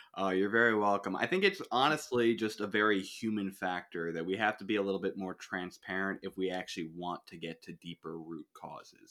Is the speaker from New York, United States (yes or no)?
yes; Suffern, New York, United States; I'm from, uh, New York. I am from this place called Suffern